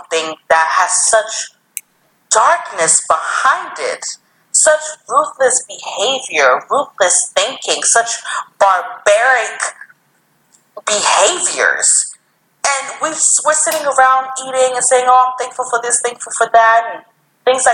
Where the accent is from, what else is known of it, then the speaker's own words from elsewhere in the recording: Canada; I'm Canadian.